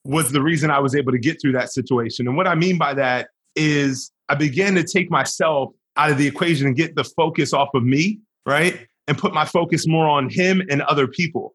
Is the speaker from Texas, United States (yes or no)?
no; Wilmington, Delaware, United States; So I'm from Wilmington, Delaware. I grew up in Wilmington.